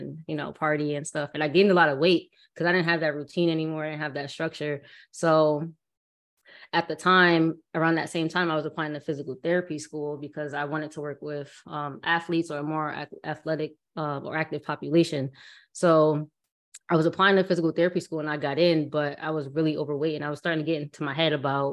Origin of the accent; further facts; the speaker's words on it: Bridgeport, Connecticut, United States; I'm from Bridgeport, Connecticut